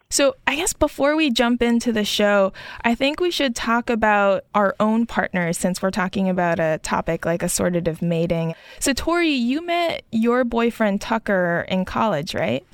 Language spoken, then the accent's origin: English; Tokyo, Japan; joining from my hometown of Tokyo